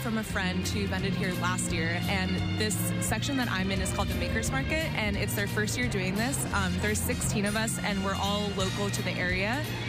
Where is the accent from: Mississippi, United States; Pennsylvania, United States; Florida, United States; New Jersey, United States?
Florida, United States; now in Philadelphia, United States; I'm from Florida originally, but I've been in Philly for about 10 years.